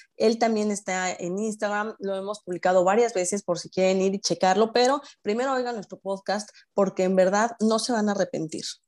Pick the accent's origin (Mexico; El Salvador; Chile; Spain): Mexico; moved away as an adult; now in Orlando, United States; yo vivo en Orlando, yo soy mexicana, pero que vivo en Orlando ya desde hace un par de años